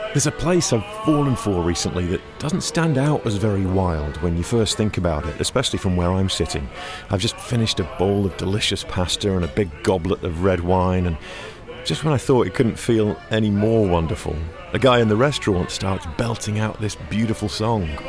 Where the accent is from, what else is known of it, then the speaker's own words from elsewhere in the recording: Pacific Northwest, United States; I'm from the Pacific Northwest